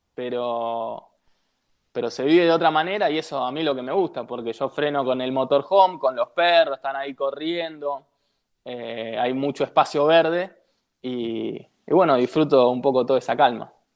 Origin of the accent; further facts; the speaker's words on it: Buenos Aires, Argentina; yo vivo en Devoto y soy de Devoto, en Ciudad de Buenos Aires